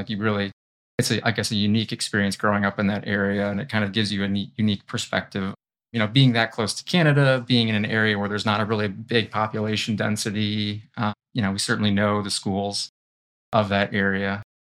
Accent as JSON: {"language": "English", "area": "North Country", "region": "New York", "country": "United States", "tie": "born or raised there", "also_born_or_lived": "Delaware", "moved": "as an adult", "lives_now": "Syracuse, United States", "said": "I grew up in the North Country. So about 2 hours north of here. Actually, much closer to the Canadian border."}